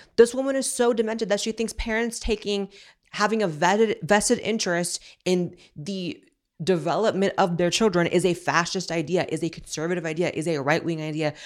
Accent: Northern California, United States; I grew up in Northern California, so San Francisco was, like, the L A of Northern California

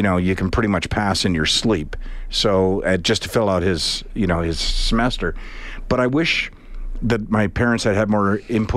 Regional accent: Charlottetown, Prince Edward Island, Canada; also born or lived in Halifax; I'm from Charlottetown

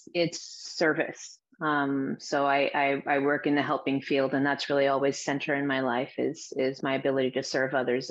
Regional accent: Azores, Portugal; now in United States; I grew up in the Azores Islands. My parents are Portuguese, but they're from the Azores Islands, which are these remote islands in the middle of the Atlantic, but they belong to Portugal. So I grew up there. I was born in the U.S., but I grew up there.

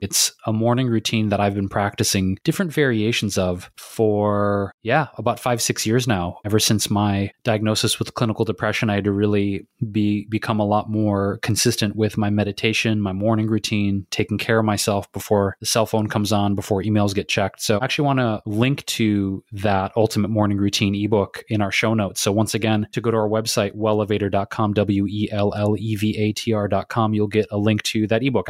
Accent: Detroit, Michigan, United States; moved away; here with my mom and my friends friends here in Detroit, my hometown

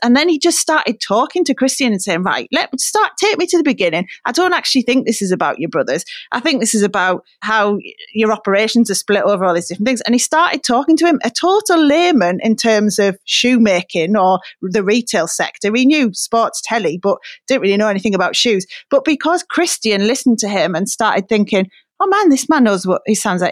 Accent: Middlesbrough, North East England, United Kingdom; moved away; obviously my hometown

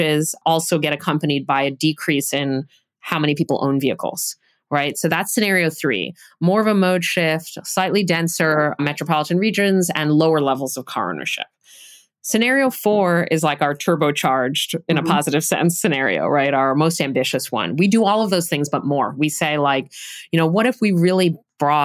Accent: New York City, New York, United States; now in Providence, United States; I grew up in New York City

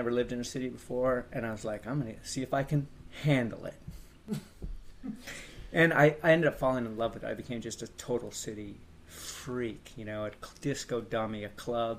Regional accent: Palos Verdes, California, United States; born or raised there

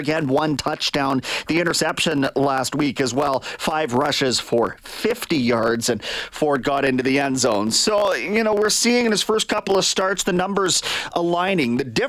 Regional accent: Niagara Falls, Ontario, Canada; Just to put this in context, we grew up in Niagara Falls, which isn't too far down the road, played at Waterloo at university

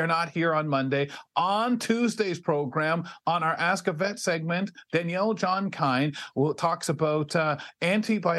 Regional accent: Canada; We don't want to lose our Canadian heritage with it.

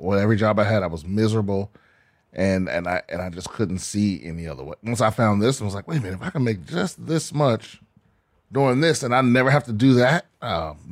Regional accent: Prince George's County, Maryland, United States; moved away as an adult; PG County, Maryland

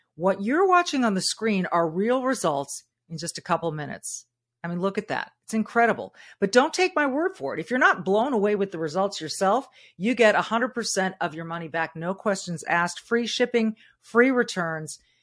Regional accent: Southern California, United States; moved away as an adult; I was born and raised in Southern California

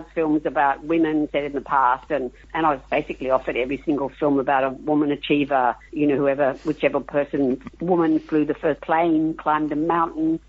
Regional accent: Australia; I'm an Australian and our culture is so different

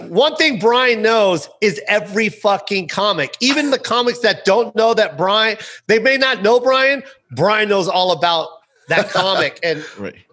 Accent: Philippines; we've been speaking English for a hundred years now.

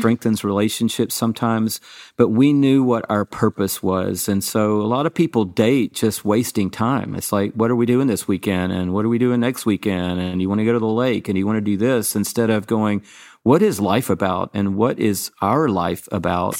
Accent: Atlanta, Georgia, United States; growing up in Atlanta, Georgia. I went to Georgia State University

